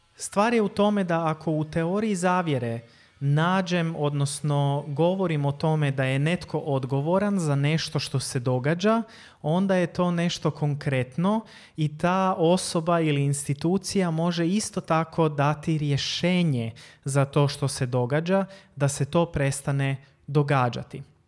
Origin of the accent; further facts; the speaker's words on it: Croatia; Kod nas u Hrvatskoj